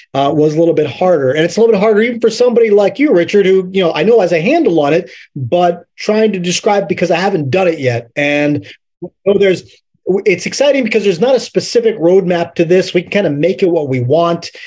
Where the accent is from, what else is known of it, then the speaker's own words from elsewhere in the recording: Middletown, Pennsylvania, United States; moved away; I'm from, I'm from Middletown, Pennsylvania